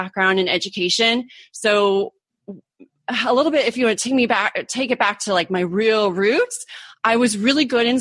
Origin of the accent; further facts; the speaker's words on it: Orange County, California, United States; moved away as an adult; also born or lived in Arizona / Germany / Europe; now in San Diego, United States; I grew up in Orange County, California.